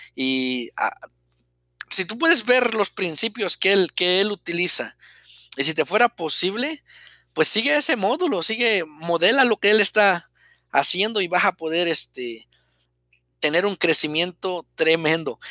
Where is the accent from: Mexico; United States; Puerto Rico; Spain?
Mexico; soy mexicano, eh, vivía en un pueblo pequeño